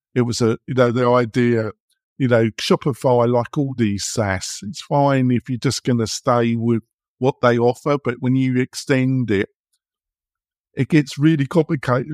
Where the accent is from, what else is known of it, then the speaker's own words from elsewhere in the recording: England, United Kingdom; moved away as an adult; now in United States; I come from England. I've been living here almost twenty years